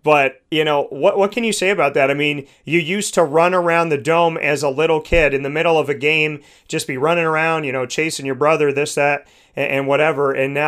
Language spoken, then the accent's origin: English; Syracuse, New York, United States; I know so many of us that grew up in Syracuse.